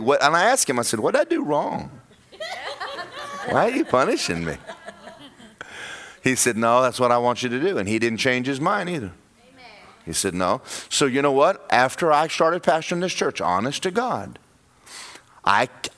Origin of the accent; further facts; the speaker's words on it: Georgia, United States; moved away as an adult; now in Orlando, United States; I'm from Georgia